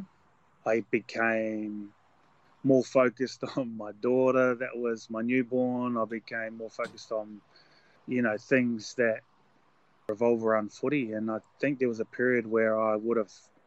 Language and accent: English; New Zealand; a avid, proud Kiwi